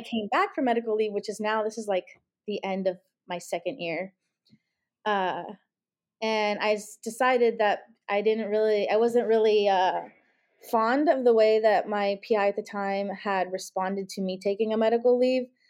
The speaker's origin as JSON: {"language": "English", "town": "Los Angeles", "region": "California", "country": "United States", "also_born_or_lived": "Ohio", "moved": "as an adult", "lives_now": "Cincinnati, United States", "said": "I'm originally from Los Angeles, California"}